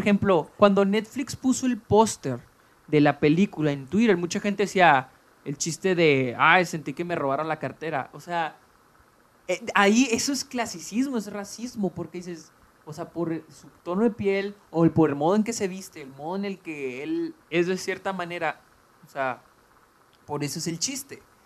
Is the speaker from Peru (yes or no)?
no; Mexico; nosotros que somos de México